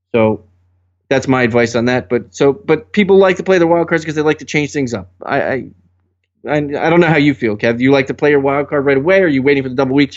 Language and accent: English; New Jersey, United States; I'm from Jersey